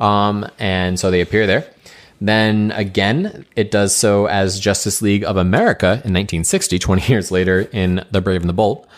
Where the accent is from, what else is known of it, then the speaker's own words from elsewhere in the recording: New England, United States; we grew up in New England